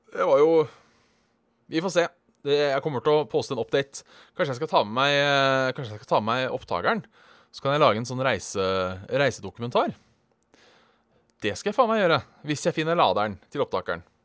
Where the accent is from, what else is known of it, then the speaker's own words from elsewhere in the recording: Norway; som nordmann